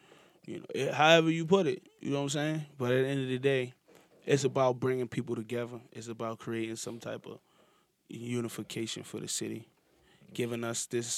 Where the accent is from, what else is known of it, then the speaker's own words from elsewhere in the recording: Baltimore, Maryland, United States; Like, I'm from East Baltimore.